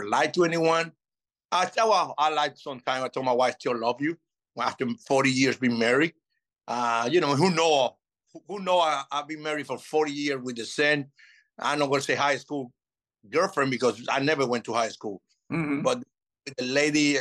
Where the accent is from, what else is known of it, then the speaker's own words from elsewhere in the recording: Venezuela; English is a second language; moved away as an adult; also born or lived in Chicago / Florida / Nevada / Texas; I'm from Venezuela